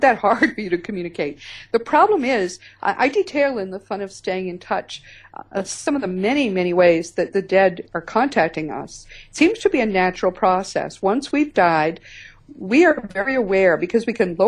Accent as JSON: {"language": "English", "region": "Northeast", "country": "United States", "said": "I'm from the Northeast"}